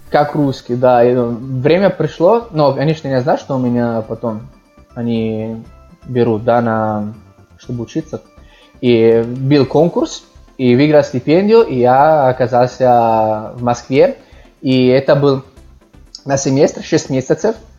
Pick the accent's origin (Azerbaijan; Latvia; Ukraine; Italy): Italy; Milan, Lombardy; Russian is a second language; also born or lived in Moscow; я родился в Милане, и там жил, ну, большинство моей жизни, практически всю жизнь. Да, так что я из Милана могу сказать